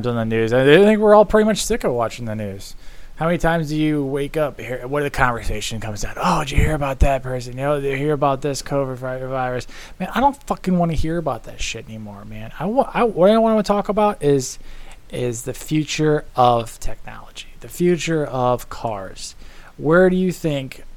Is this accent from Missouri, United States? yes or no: yes; St. Louis, Missouri, United States; I'm from St. Louis